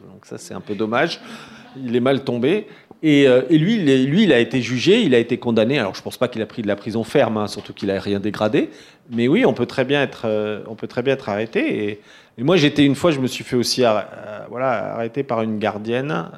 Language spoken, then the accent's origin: French; Paris, Île-de-France, France; je suis parisien